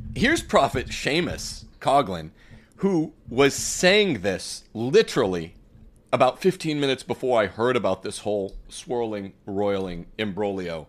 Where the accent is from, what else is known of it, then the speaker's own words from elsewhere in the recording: Bakersfield, California, United States; We are from Bakersfield.